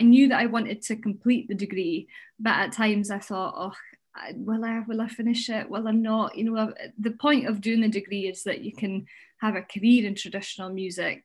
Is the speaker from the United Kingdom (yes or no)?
yes; Huntly, Scotland, United Kingdom; moved away; growing up in Huntly in the landscape, I mean, up in the northeast